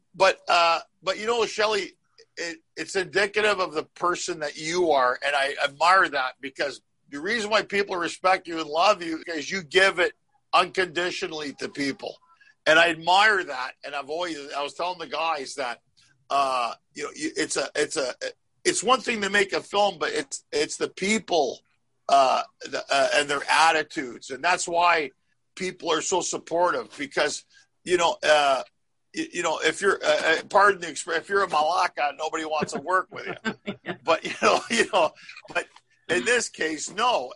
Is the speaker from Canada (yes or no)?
yes; Canada; now in Los Angeles, United States; I came from Canada